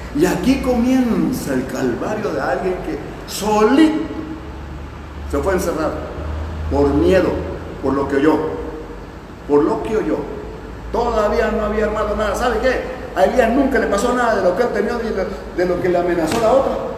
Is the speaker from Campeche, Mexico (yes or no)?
yes; Palizada, Campeche, Mexico; moved away; de mi tierra palizada